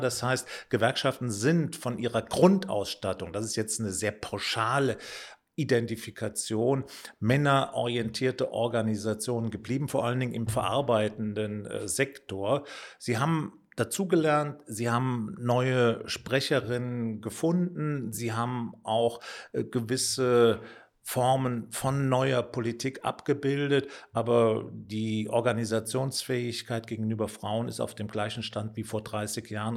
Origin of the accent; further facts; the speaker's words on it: Mayen, Rhineland-Palatinate, Germany; bin in Main in der Eifel geboren. Das ist unweit von Bonn, aber auch nicht so ganz weit von der luxemburgisch-belgischen Grenze entfernt.